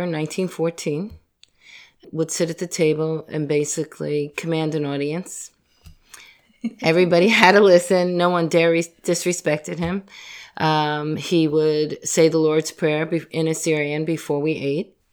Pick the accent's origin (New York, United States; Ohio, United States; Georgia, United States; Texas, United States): New York, United States; Yonkers; growing up in Yonkers